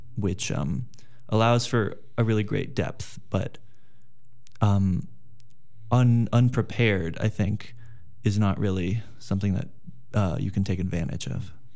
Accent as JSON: {"language": "English", "town": "Los Angeles", "region": "California", "country": "United States", "moved": "as an adult", "said": "I'm from Los Angeles, California"}